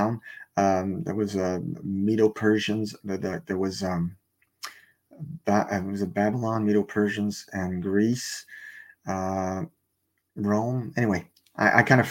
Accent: Canada; English is a second language; I'm Canadian

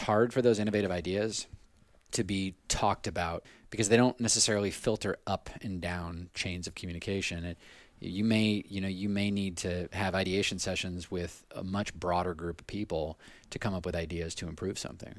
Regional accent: Southern California, United States; moved away; I grew up in Southern California initially

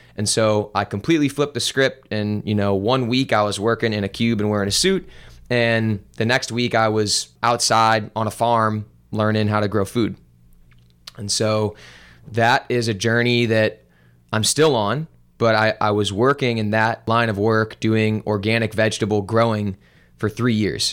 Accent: Olivette, Missouri, United States; I grew up in Olivet and went to Ladue High School

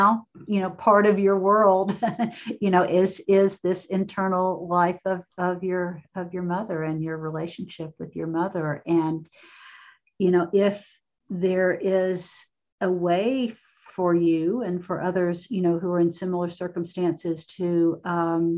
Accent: Appalachia, United States; moved away as an adult; now in Cincinnati, United States; when I began writing as a young woman, very young woman, living in an Appalachian community

